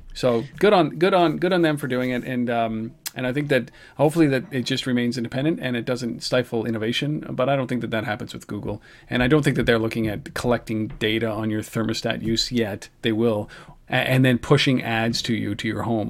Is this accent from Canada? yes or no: yes; Canada; we're Canadian